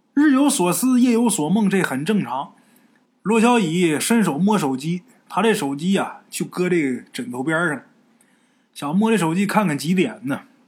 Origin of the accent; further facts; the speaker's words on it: Haicheng, Liaoning, China; moved away; also born or lived in Hunan; 我老家海城那地儿